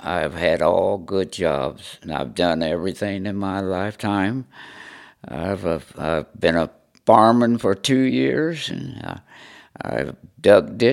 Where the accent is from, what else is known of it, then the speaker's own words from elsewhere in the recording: Connersville, Indiana, United States; I live here in Connersville. And my family have been born here and live here all my life